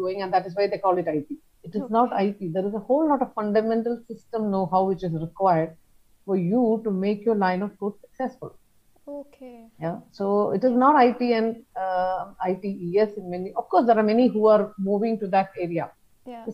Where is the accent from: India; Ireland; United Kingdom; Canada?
India; also born or lived in Germany; it was a matter of pride that we are from India